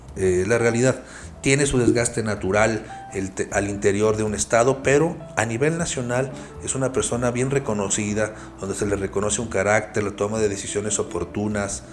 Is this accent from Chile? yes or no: no; Mexico; Todos somos mexicanos